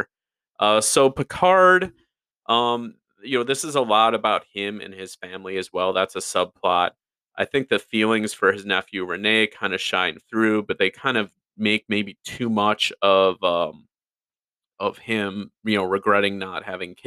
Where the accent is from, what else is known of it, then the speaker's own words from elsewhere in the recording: Chicago, Illinois, United States; I grew up in the Chicagoland area in the early 90s